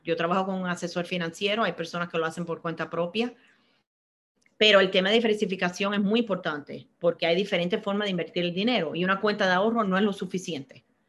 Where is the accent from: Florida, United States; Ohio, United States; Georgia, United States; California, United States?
Florida, United States; Miami; moved away as an adult; also born or lived in Cuba; yo nací en Cuba, me crié en Miami